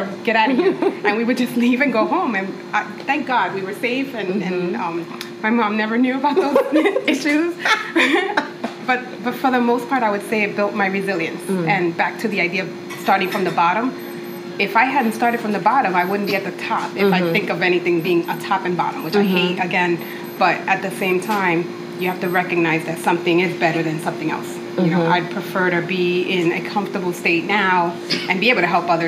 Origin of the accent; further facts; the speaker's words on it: New York City, New York, United States; also born or lived in Dominican Republic; we grew up in a neighborhood that was mostly Puerto Rican and Black